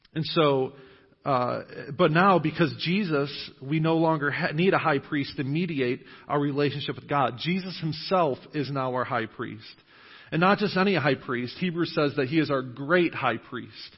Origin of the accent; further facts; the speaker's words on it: Western New York, United States; moved away as an adult; now in New Knoxville, United States; I grew up in Western New York